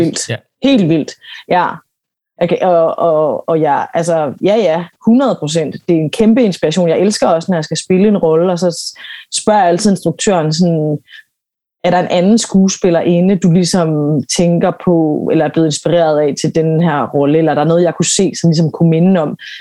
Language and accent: Danish; Aarhus, Central Denmark Region, Denmark; Jeg kommer fra Aarhus og startede sådan på en, på en amatørscene der sammen med en masse andre unge